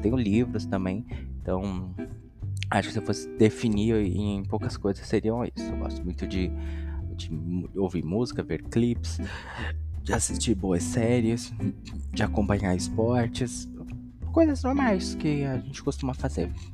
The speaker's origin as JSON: {"language": "Portuguese", "region": "São Paulo", "country": "Brazil", "tie": "born or raised there", "also_born_or_lived": "Itaquaquecetuba", "said": "sou nascido e criado aqui mesmo em São Paulo"}